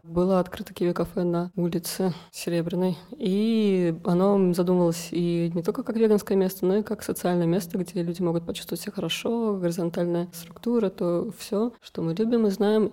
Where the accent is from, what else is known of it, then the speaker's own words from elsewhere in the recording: Moscow, Russia; moved away as an adult; now in Tbilisi, Georgia; Я приехала из России, из Москвы, и я хотела так путешествовать, поехала в Крым, потом приехала сюда, и вот здесь как-то за-, осталась. Всю жизнь я прожила в России